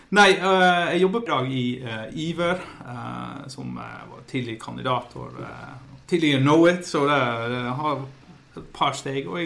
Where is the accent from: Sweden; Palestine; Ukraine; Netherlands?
Netherlands; Norwegian is a second language; now in Voss, Norway; Jeg, eh, jeg er opprinnelig fra Nederland. Flyttet for ja, seks og et halvt år siden til en liten plass som heter Bostad på, på Vås.